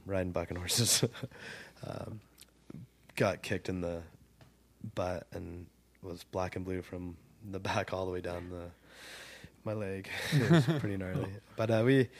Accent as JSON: {"language": "English", "town": "Ridgecrest", "region": "California", "country": "United States", "tie": "born or raised there", "also_born_or_lived": "Lone Pine, California", "said": "I grew up in Ridgecrest"}